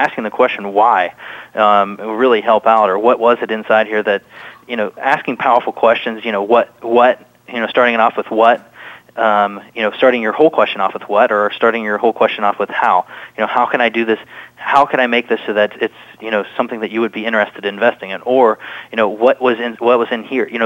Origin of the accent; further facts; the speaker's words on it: Ohio, United States; moved away; also born or lived in Alabama; I grew up in Ohio, I moved down to Alabama and lived in Alabama for a while.